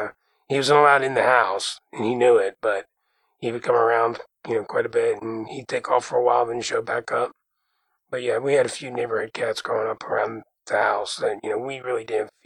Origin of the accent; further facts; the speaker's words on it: Jersey Shore, New Jersey, United States; growing up on the Jersey Shore with a parrot